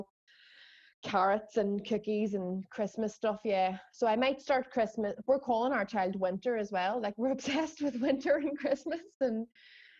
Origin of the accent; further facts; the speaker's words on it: Derry, Northern Ireland, United Kingdom; we're from Derry